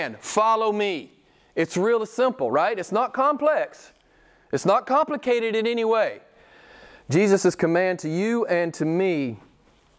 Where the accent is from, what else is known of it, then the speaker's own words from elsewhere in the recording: United States; moved away; I'm an American